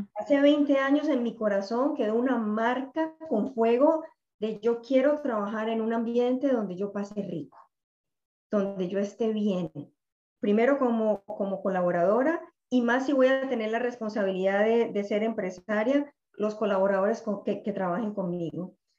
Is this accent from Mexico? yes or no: no; Medellín, Antioquia, Colombia; moved away as an adult; now in Miami, United States; soy colombiana eh, de Medellín. En este momento vivo en Miami hace ya 20 años.